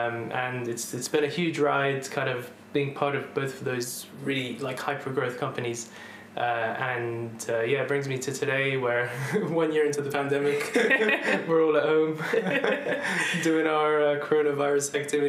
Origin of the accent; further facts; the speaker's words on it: Dubai, United Arab Emirates; moved away as an adult; also born or lived in London; now in United Kingdom; I was born in London, grew up actually then in Dubai when my family moved out there. I spent 11 years there. And after that, I moved back to UK for uni.